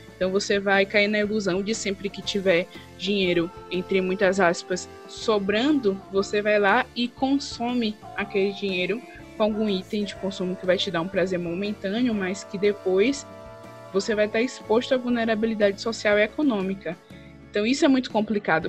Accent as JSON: {"language": "Portuguese", "town": "Valença", "region": "Bahia", "country": "Brazil", "tie": "born or raised there", "lives_now": "Salvador, Brazil", "said": "Lá na minha cidade mesmo, no interior de Valença, na Bahia, interior da Bahia"}